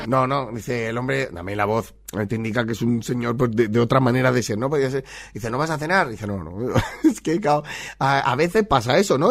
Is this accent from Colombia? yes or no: no; Spain; somos españoles